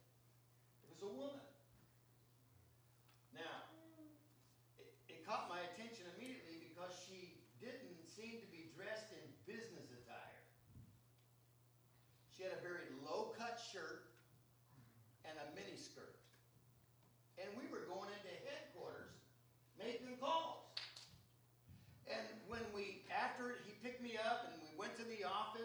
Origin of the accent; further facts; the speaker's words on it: Seattle, Washington, United States; I'm from Seattle